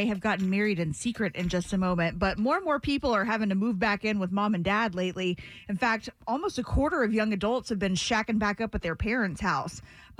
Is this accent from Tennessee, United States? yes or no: no; Marietta, Georgia, United States; I grew up in Marietta.